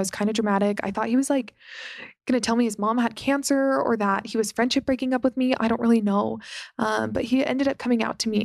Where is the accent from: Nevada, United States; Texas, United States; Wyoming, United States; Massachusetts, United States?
Nevada, United States; Las Vegas; growing up in Las Vegas